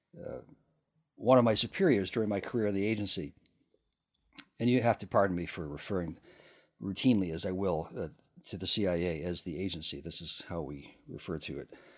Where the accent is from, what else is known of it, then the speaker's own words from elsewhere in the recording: United States; I'm American and, and not English